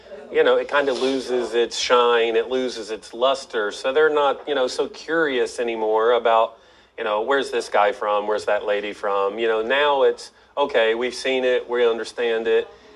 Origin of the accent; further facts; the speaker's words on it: United States; moved away as an adult; also born or lived in South Korea / England / Germany / Middle East; now in Turkey; I was born and raised in America, spent some time overseas